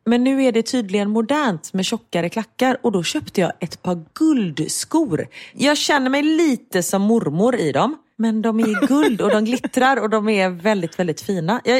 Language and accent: Swedish; Gothenburg, Västra Götaland, Sweden; både du och jag är ju göteborgare